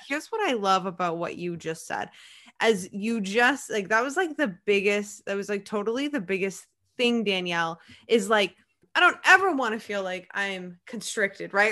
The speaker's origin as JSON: {"language": "English", "region": "Maine", "country": "United States", "said": "I'm from Maine"}